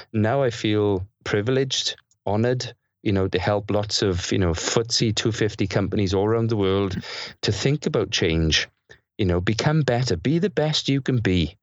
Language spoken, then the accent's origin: English; South Wales, United Kingdom; thirty years of having incredible, sometimes crazy experiences growing up in South Wales